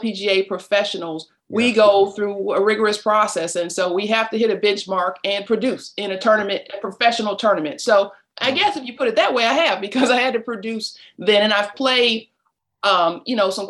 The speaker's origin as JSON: {"language": "English", "town": "Detroit", "region": "Michigan", "country": "United States", "tie": "born or raised there", "moved": "yes", "lives_now": "Atlanta, United States", "said": "I grew up in Detroit, Michigan, right in the middle of the city"}